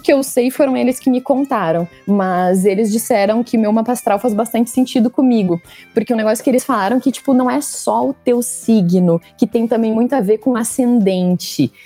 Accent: Santa Cruz do Sul, Rio Grande do Sul, Brazil; moved away as an adult; also born or lived in Porto Alegre, Brazil; now in São Paulo, Brazil; eu sou de Santa Cruz, né? Mas eu morei Uh, cinco anos em Porto Alegre por causa da faculdade

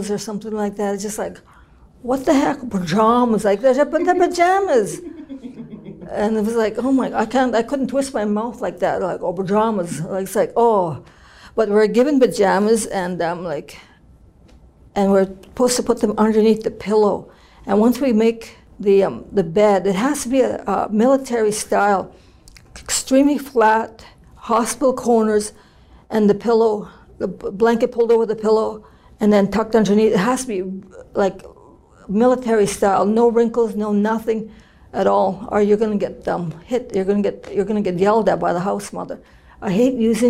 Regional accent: Kenora, Ontario, Canada; I'm from the Treaty 3 area, Kenora, Ontario. And I'm Ojibwe Okwe from there

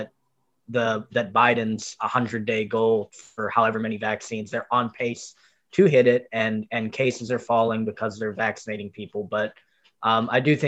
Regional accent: North Lauderdale, Florida, United States; also born or lived in Parkland; now in Coral Springs, United States; I'm in Coral Springs, Parkland mostly right now. But I'm from North Lauderdale

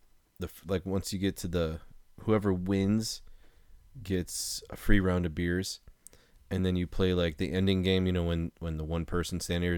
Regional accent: California, United States; I'm from California.

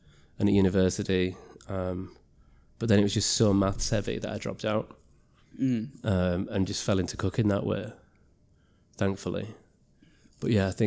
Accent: Middlesbrough, North East England, United Kingdom; moved away; also born or lived in Leeds; I was growing up in Middlesbrough

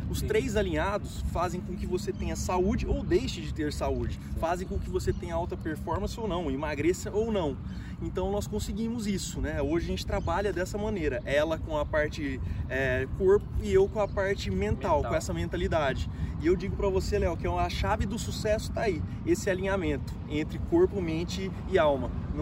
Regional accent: Ribeirão Preto, São Paulo, Brazil; sou treinador de desenvolvimento humano, sou de Ribeirão Preto e tô aqui no Barretão, terra do peão

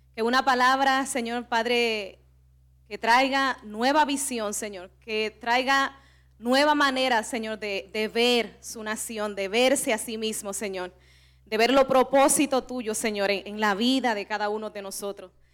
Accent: Cibao, Dominican Republic; accent: Cibaeño; somos dominicanas y que somos del Cibao

